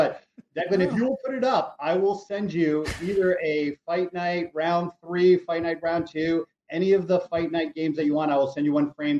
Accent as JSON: {"language": "English", "region": "New York", "country": "United States", "tie": "born or raised there", "said": "I grew up in New York, so I'm all New York sports fan"}